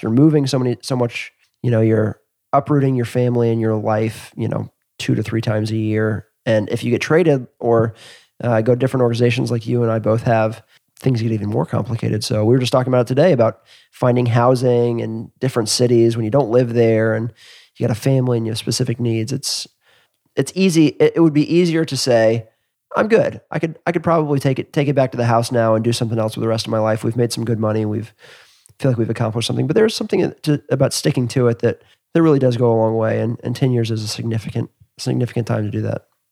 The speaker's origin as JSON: {"language": "English", "town": "Atlanta", "region": "Georgia", "country": "United States", "tie": "born or raised there", "said": "I grew up in Atlanta"}